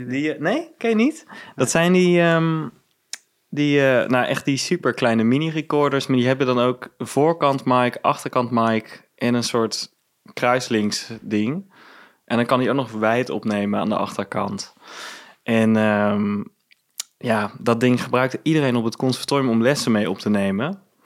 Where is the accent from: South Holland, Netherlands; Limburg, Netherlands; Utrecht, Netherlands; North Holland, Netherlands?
Limburg, Netherlands; Venlo; moved away as an adult; now in Amsterdam, Netherlands; ik ben geboren in Venlo, ehm, ben ik ook opgegroeid